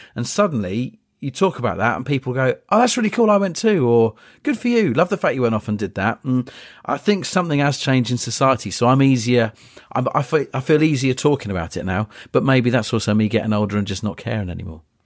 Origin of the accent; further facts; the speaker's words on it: Polegate, South East England, United Kingdom; I grew up in Eastbourne, just outside Eastbourne, Polegate, a couple of stops down the line.